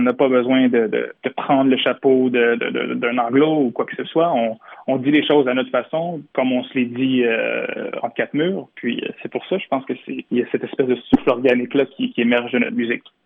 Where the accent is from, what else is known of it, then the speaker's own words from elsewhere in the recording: Montreal, Quebec, Canada; je suis, on est montréalais